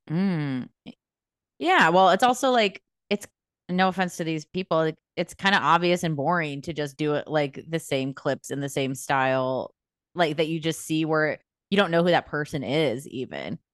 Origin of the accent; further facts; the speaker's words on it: United States; we're American people